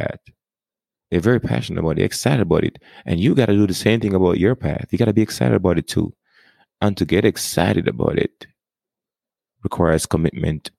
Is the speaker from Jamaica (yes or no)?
yes; Jamaica; accent: Jamaican; now in United States; I was born and raised in Jamaica. And then I got to the United States in 1998.